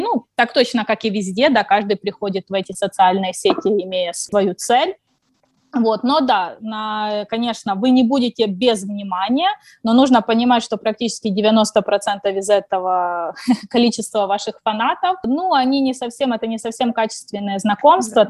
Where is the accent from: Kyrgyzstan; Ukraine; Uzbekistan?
Ukraine; moved away as an adult; also born or lived in China; now in Hangzhou, China; Я из Украины, живу в Китае уже больше пяти лет